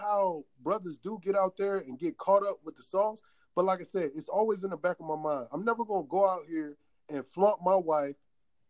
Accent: Fayetteville, North Carolina, United States; moved away as an adult; I grew up in Fayetteville, North Carolina.

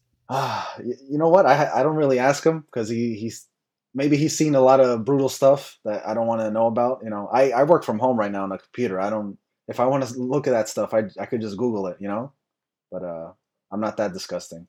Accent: United States; I'm American

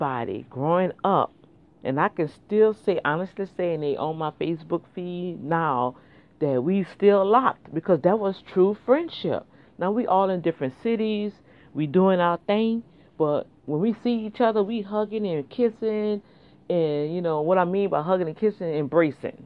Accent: New Orleans, Louisiana, United States; moved away; That's how we grew up back in New Orleans

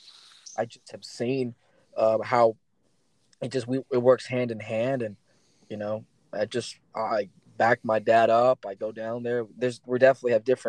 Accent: United States; also born or lived in Ensenada, Mexico; I'm from the States

